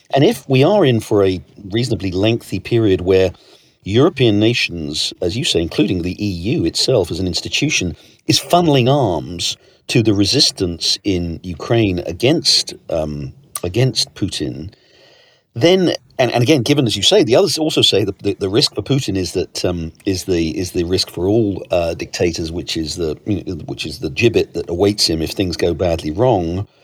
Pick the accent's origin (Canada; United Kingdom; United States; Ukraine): United Kingdom; moved away; you and I grew up in Britain, both moved away